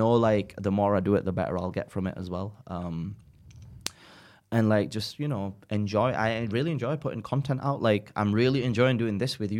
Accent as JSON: {"language": "English", "region": "England", "country": "United Kingdom", "accent": "northern", "said": "to a lot of people I come across very British just because I've got my northern accent and like I talk and stuff, but if you saw me like at home, like I am very Pakistani"}